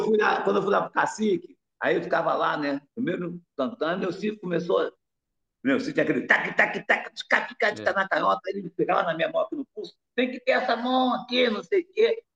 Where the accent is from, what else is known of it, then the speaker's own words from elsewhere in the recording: Rio de Janeiro, Brazil; also born or lived in Morro da Casa Branca, Rio de Janeiro; eu nasci lá no Morro da Casa Branca, lá do Porão, que já foi fundada. Não foi fundada lá no Porão, era da Casa Branca. Aí fui morar na Piedade com cinco anos